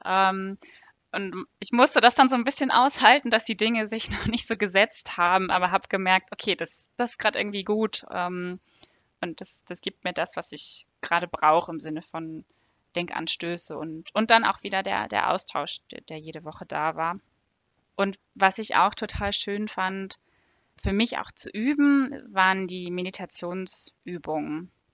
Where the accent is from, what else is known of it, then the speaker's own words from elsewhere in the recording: Northern Germany, Germany; now in Frankfurt, Germany; Ich komme ursprünglich aus Norddeutschland.